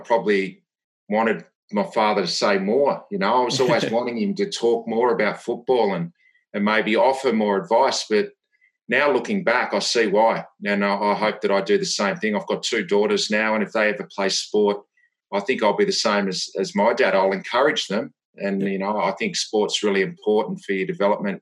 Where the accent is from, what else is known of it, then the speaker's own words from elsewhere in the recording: Devonport, Tasmania, Australia; I grew up in Tasmania in a small town, Devonport, 25,000 people